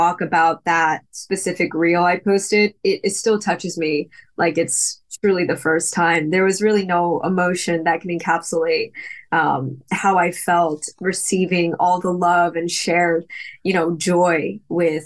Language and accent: English; United States; moved away as an adult; also born or lived in New Jersey / New York; now in Los Angeles, United States; Born and raised in New York and New Jersey, so East Coaster